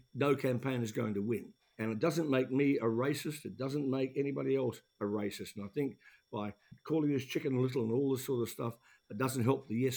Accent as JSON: {"language": "English", "region": "Taranaki", "country": "New Zealand", "tie": "born or raised there", "moved": "yes", "lives_now": "Australia", "said": "Mount Egmont in my hometown"}